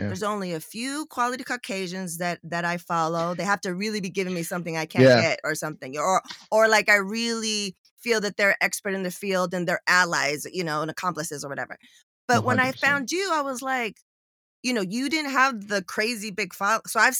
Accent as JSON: {"language": "English", "town": "San Diego", "region": "California", "country": "United States", "tie": "born or raised there", "moved": "yes", "said": "I'm born and raised. I'm from San Diego, but I left. Oh. I moved out as soon as possible"}